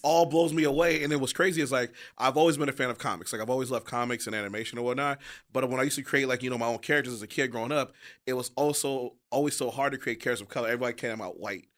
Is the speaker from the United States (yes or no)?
yes; Detroit, Michigan, United States; I'm from Detroit